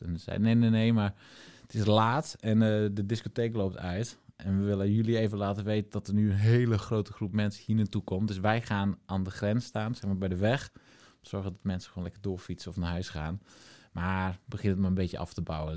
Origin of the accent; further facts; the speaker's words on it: Friesland, Netherlands; moved away; toen wij nog in Friesland woonden... en mijn ouders hadden een mooie woonboerderij